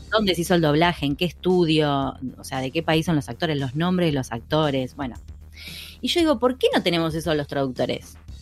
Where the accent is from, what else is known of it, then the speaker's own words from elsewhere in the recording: Buenos Aires, Argentina; somos porteñas